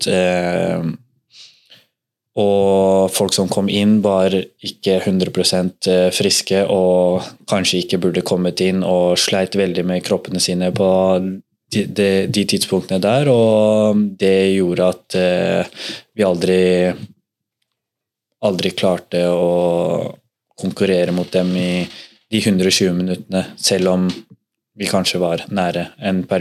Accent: Drammen, Buskerud, Norway; moved away as an adult; now in Bodø, Norway; fra man var eh, bitte liten drittunge hjemme i Drammen

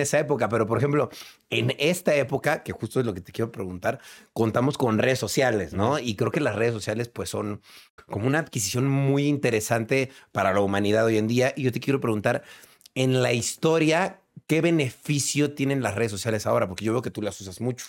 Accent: Mexico; encanta la historia de mi país

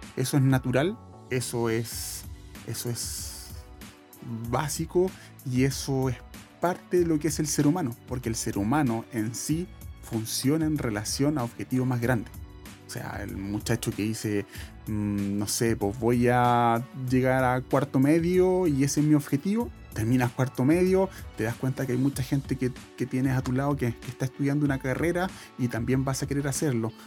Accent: Santiago, Santiago Metropolitan Region, Chile; yo soy de Santiago

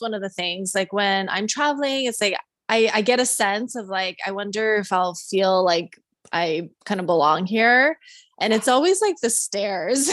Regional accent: Canada; now in United States; I grew up in Canada

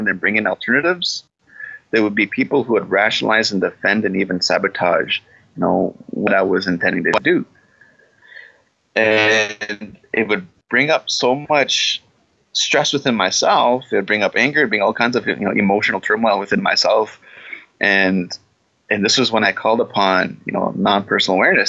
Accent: Canada; I'm from Palmaker Cree Nation

